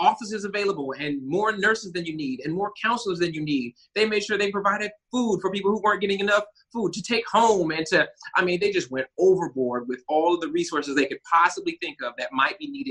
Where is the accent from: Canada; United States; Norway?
United States; Huntsville, Alabama; I was born, mostly raised here in Huntsville, Alabama